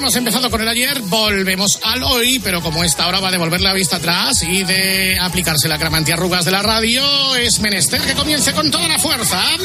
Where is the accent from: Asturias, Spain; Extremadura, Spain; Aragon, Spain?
Aragon, Spain; Zaragoza; en mi pueblo, en Zaragoza, donde ya estamos en las fiestas del Pilar